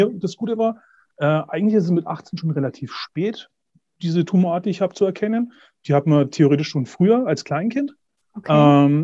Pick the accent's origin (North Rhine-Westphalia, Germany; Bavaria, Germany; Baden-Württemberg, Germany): Bavaria, Germany; Herzogenaurach; Ich komme aus Herzogenaurach, aus Mittelfranken. Hört man vielleicht auch.